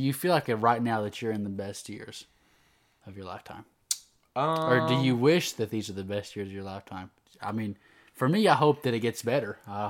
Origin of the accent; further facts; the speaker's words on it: United States; I was born in America